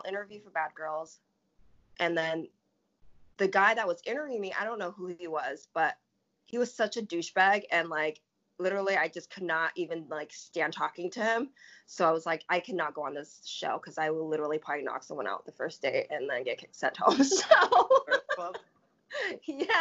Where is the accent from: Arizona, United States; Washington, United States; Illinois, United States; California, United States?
Washington, United States; Tacoma; I'm from Tacoma, Washington. I grew up like in a very, you know, that kind of demographic